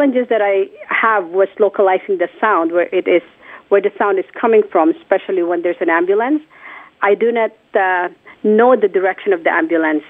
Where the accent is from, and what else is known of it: Philippines; born or raised there; moved away